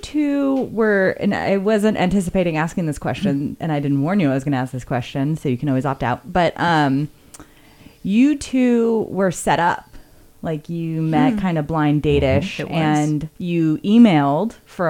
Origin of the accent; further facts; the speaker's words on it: California, United States; Context, I grew up in Southern California, so L.A. was not quite as far.